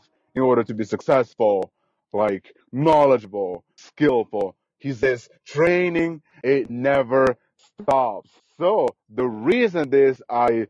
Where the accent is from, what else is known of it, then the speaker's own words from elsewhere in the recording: Guatemala; English is a second language; moved away; I was born literally 4 hours away from Guatemala City, literally in the jungle.